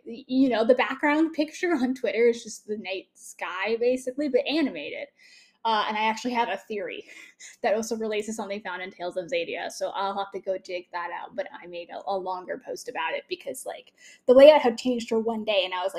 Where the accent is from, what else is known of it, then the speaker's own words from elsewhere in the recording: Canada; I'm also Canadian